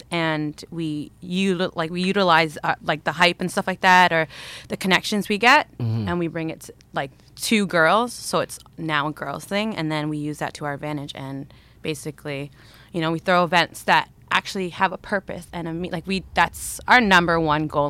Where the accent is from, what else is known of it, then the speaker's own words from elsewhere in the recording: Kitchener, Ontario, Canada; I am from Kitchener.